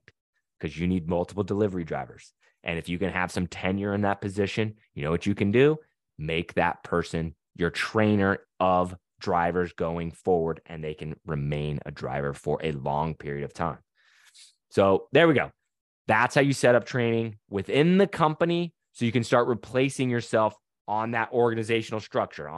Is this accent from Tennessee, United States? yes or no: no; Utah, United States; now in Louisiana, United States; We live in Louisiana, but we're not from here. I'm from Utah.